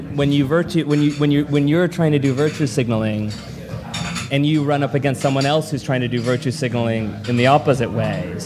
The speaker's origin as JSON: {"language": "English", "country": "United States", "tie": "born or raised there", "said": "And I grew up in America, and I'm certainly allowed to be proud of being American."}